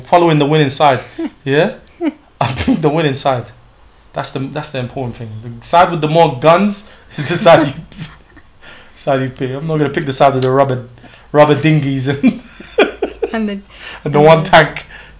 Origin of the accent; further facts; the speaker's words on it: United Kingdom; I'm British.